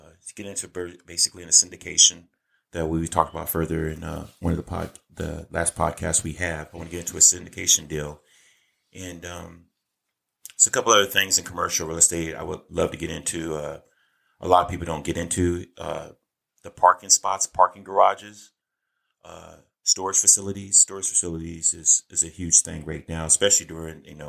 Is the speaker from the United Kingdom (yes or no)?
no; Olathe, Kansas, United States; I grew up in a small town called Olathe, Kansas.